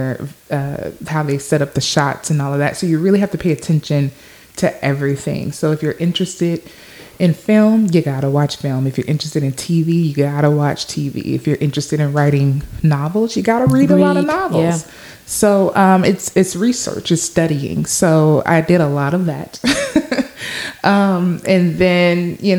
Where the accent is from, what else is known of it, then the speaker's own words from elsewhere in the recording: Shreveport, Louisiana, United States; also born or lived in Los Angeles, California; I'm from Shreveport, Louisiana, originally